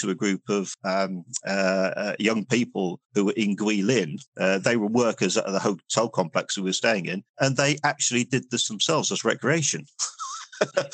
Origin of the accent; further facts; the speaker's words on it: Southampton, South East England, United Kingdom; now in Manchester, United Kingdom; I'm a southerner. I actually come from a city down the south called Southampton, just off the Isle of Wight.